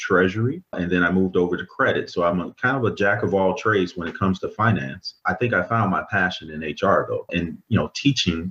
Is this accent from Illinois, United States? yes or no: yes; Chicago, Illinois, United States; also born or lived in Mississippi; I grew up in Mississippi and Chicago. So I moved to Chicago when I was probably around 8 years old. And growing up in Chicago is not easy